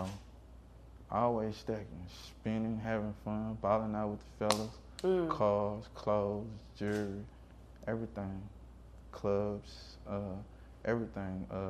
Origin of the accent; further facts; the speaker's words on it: Hammond, Louisiana, United States; also born or lived in Seattle; Hammond, Louisiana